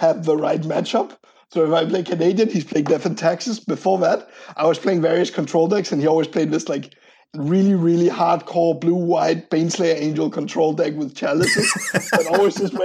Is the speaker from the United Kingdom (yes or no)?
no; Copenhagen, Capital Region of Denmark, Denmark; English is a second language; moved away as an adult; now in San Francisco, United States; I'm from Copenhagen, so I'm Danish.